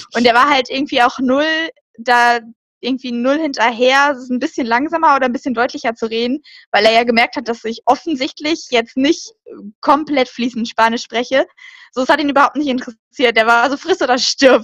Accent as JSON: {"language": "German", "country": "Germany", "said": "wir haben gesagt, somos alemanas, das heißt so, wir sind Deutsche"}